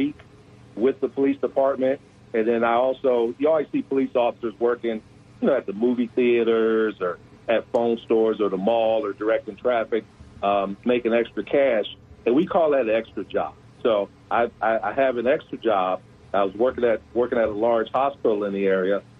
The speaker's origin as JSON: {"language": "English", "town": "Detroit", "region": "Michigan", "country": "United States", "tie": "born or raised there", "also_born_or_lived": "Little Rock, Arkansas", "moved": "as an adult", "said": "I'm originally from Detroit, born and raised."}